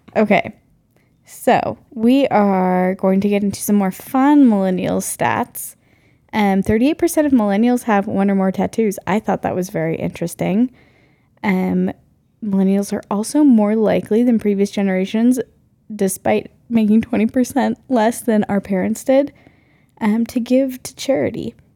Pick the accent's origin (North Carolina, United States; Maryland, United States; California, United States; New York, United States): North Carolina, United States; now in Mountain West, United States; I grew up in North Carolina as the oldest of four kids, and I currently live in the Mountain West with Chris.